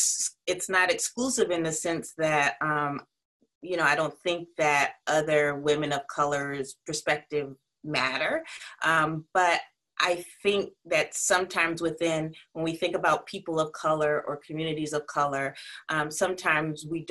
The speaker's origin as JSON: {"language": "English", "region": "South Carolina", "country": "United States", "also_born_or_lived": "Connecticut", "moved": "yes", "lives_now": "New York City, United States", "said": "I'm from South Carolina, but I'm currently in Connecticut. where we're on lockdown, and I live in New York City."}